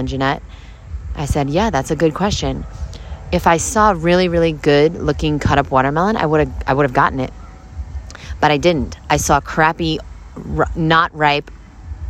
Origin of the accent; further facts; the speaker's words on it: Brooklyn, New York, United States; I'm from Brooklyn